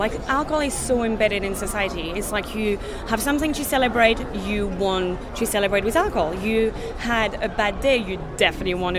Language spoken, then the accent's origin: English; south of France, France; moved away; I'm from the south of France